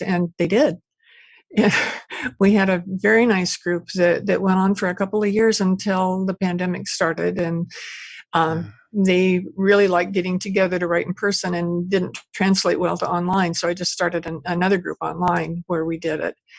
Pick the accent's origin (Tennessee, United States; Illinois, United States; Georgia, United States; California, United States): California, United States; Porterville; moved away as an adult; also born or lived in Bakersfield, California / Ventura, California; now in Maui, United States; I was born and raised in Central Valley uh, in a little town called Porterville.